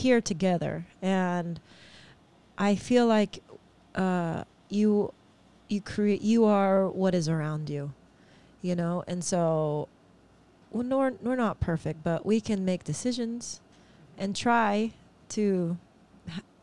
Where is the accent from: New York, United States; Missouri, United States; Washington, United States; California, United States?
California, United States; moved away as an adult; also born or lived in Oklahoma; now in Hawaii, United States; I was born in California.